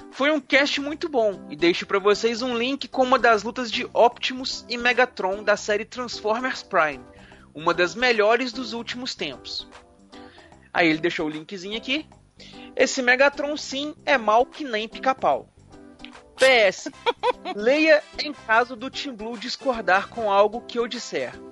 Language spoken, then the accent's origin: Portuguese; Mogi Mirim, São Paulo, Brazil; Olá pessoal do MachineCast … tenho 21 anos e sou de Mogi Mirim, São Paulo.